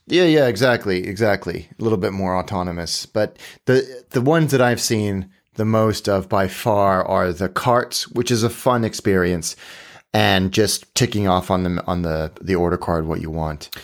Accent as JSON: {"language": "English", "country": "Hong Kong", "tie": "born or raised there", "said": "when I was a kid growing up in Hong Kong"}